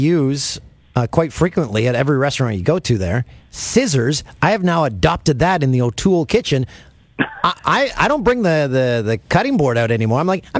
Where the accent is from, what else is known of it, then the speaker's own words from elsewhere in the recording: Peterborough, Ontario, Canada; out of my hometown the other day, out of Peterborough